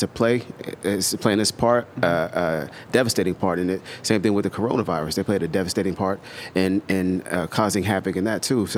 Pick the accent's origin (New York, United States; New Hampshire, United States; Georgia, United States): Georgia, United States; moved away as an adult; also born or lived in Germany / Italy; I grew up in Georgia. I grew up in a small country town in Georgia